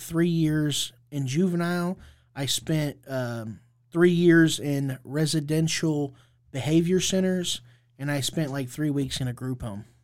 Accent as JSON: {"language": "English", "town": "Indianapolis", "region": "Indiana", "country": "United States", "tie": "born or raised there", "said": "I, I grew up here in Indianapolis, Indiana"}